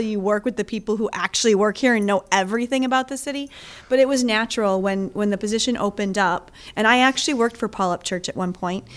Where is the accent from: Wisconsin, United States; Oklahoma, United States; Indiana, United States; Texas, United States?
Wisconsin, United States; Greenfield; also born or lived in Milwaukee, Wisconsin / Elgin, Illinois / Los Angeles, California; I grew up in Greenfield, went to high school at Greenfield High School, and then went to college at UWM